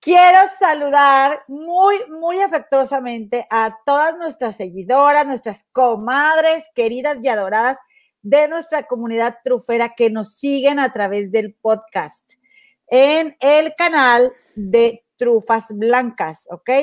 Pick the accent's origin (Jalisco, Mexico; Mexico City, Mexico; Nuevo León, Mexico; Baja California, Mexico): Nuevo León, Mexico; Monterrey; moved away; mi tierra, Monterrey